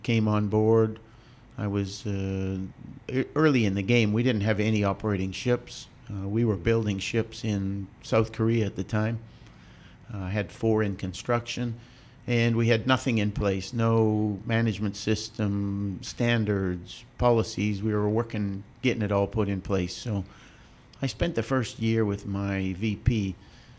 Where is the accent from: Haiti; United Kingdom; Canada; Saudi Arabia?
Canada; moved away; I'm actually Canadian, and I graduated from university in Canada